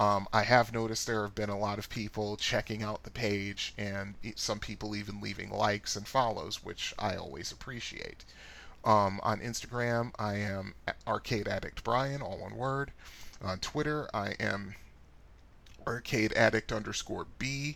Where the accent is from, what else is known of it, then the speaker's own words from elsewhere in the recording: Annapolis, Maryland, United States; my two most memorable arcades growing up in the Annapolis, Maryland area were Aladdin's Castle and the Funcade